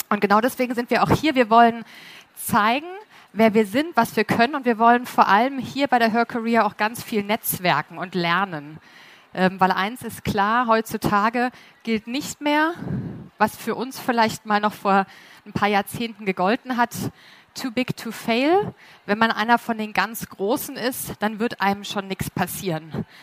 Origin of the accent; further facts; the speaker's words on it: Munich, Bavaria, Germany; Ich bin auch aus München.